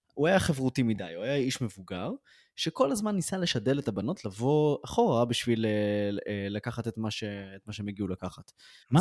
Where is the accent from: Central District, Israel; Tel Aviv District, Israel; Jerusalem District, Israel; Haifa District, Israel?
Central District, Israel; Ra'anana; גדלתי בשכונה קשה ברעננה